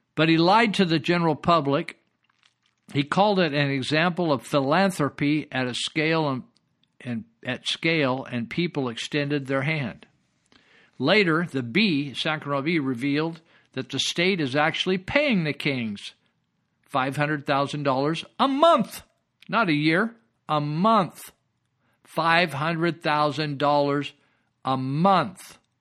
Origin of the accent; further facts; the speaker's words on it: Yuba County, California, United States; Yuba County